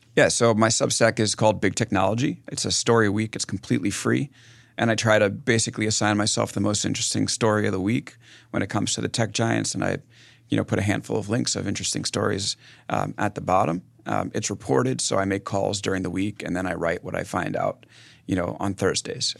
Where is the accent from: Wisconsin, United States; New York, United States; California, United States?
New York, United States; West Hempstead; moved away as an adult; also born or lived in San Francisco; I'm, uh, from Long Island